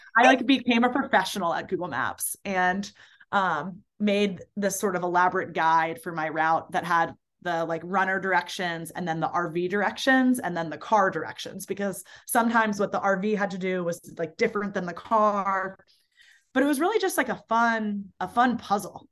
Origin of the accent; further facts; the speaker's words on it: Baltimore, Maryland, United States; moved away as an adult; now in New Orleans, United States; I grew up in Baltimore